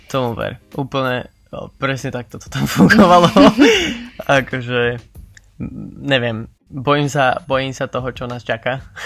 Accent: Slovakia; moved away as an adult; now in Netherlands; som Slovák

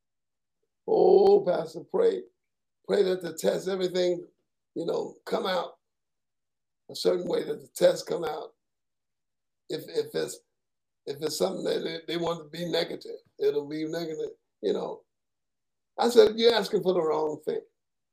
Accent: New York City, New York, United States; now in Southern United States; I'm from Brooklyn, New York

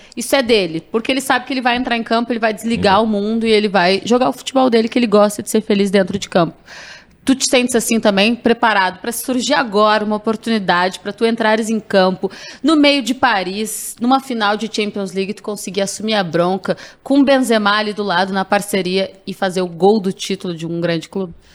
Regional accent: Rio Grande do Sul, Brazil; eu sou gaúcha

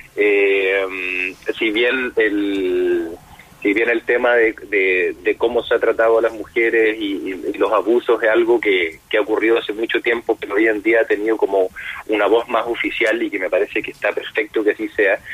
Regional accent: Punta Arenas, Magallanes and Chilean Antarctica, Chile; moved away; Yo soy de, de Punta Arena

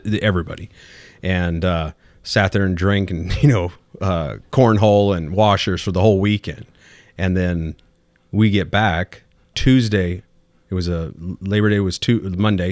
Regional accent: Bakersfield, California, United States; moved away; I was born and raised in Southern California.

